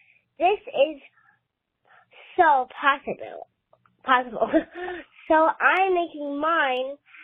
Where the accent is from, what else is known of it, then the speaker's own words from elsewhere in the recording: Henderson, Nevada, United States; I am from Stoke in Henderson, Nevada.